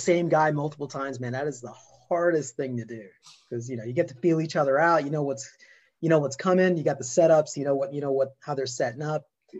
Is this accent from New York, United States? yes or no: yes; New York, United States; accent: New York; especially with my New York accent that I have sometimes.